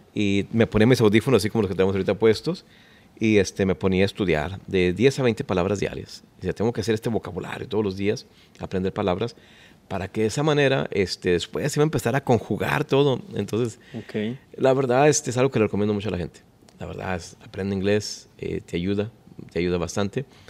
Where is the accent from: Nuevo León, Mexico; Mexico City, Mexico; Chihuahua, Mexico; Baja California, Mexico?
Chihuahua, Mexico; Ciudad Juárez; also born or lived in Los Angeles, California; now in Dallas, United States; yo nací en Ciudad Juárez, Chihuahua. Así es, somos norteños.